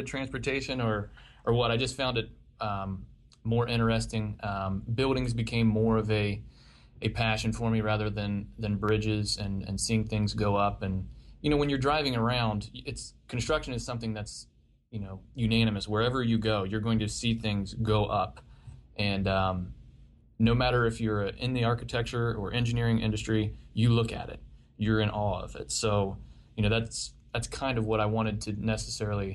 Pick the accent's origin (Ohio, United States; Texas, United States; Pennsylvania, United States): Ohio, United States; Marietta; I grew up in Southeast Ohio in a little town called Marietta